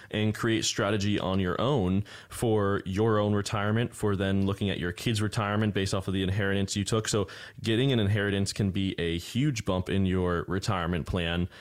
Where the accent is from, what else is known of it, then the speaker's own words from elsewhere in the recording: Florida, United States; born and raised here, I'm definitely rare, rare kind